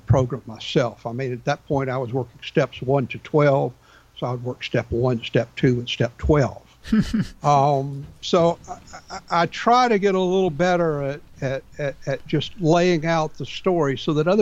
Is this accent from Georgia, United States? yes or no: yes; Atlanta, Georgia, United States; myself and another six guys were born and raised in Atlanta.